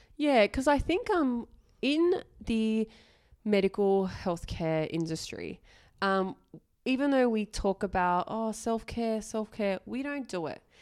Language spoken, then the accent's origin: English; Australia; I was born and raised in Australia, I did my medical degree overseas